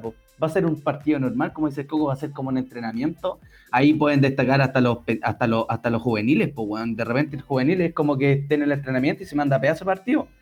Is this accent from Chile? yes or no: yes; Chile; Somos muy chilenos